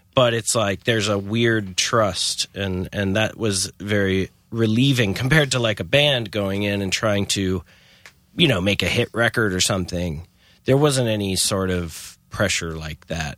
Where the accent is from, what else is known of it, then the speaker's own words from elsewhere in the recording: Chapel Hill, North Carolina, United States; I was a typical Chapel Hill kid